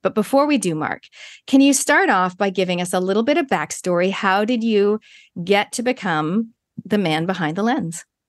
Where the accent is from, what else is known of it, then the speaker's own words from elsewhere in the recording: Toronto, Ontario, Canada; now in New Zealand; Canada, where I'm originally from. I'm from Toronto